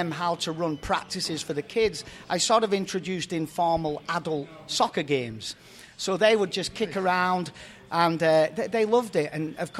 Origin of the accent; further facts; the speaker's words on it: England, United Kingdom; now in United States; played decent level of semi-pro in my hometown team in England.